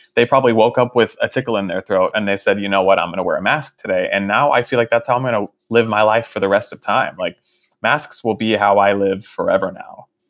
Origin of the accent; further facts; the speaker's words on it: Fort Worth, Texas, United States; moved away; my hometown of Fort Worth